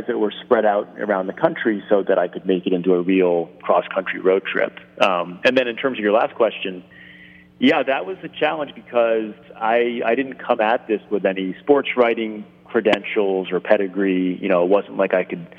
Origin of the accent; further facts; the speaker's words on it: Rhode Island, United States; I grew up in Rhode Island